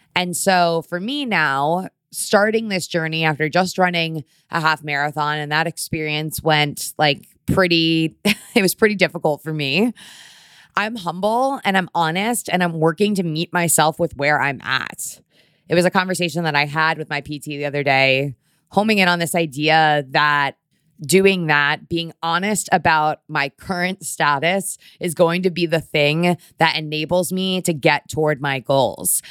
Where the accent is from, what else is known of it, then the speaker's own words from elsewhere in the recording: Connecticut, United States; now in New York, United States; I grew up in Connecticut